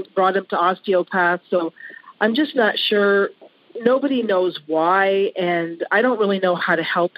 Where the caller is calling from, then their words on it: Ontario, Canada; From Ontario, Canada.